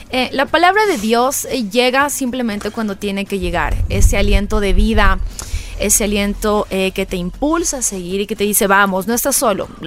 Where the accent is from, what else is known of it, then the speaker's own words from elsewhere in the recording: Quito, Pichincha, Ecuador; A ver, bueno, yo soy quiteña.